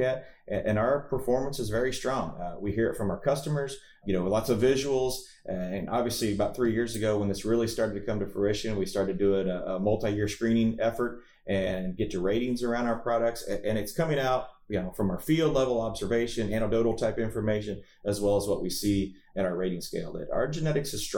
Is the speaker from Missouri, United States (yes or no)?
yes; Missouri, United States; I was from Missouri